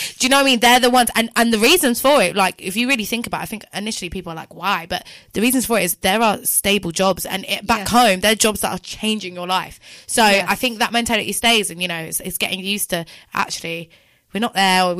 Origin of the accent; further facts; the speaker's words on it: London, United Kingdom; I'm obviously from London.